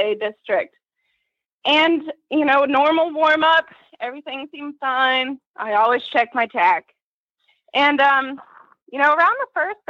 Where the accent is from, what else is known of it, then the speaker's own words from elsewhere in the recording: Atlanta, Georgia, United States; I'm from Atlanta, Georgia, a little bit north in Canton